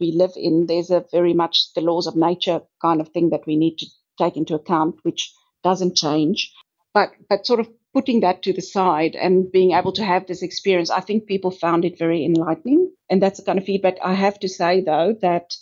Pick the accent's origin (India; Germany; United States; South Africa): South Africa; now in Australia; as you might be able to hear from my accent, I'm originally from South Africa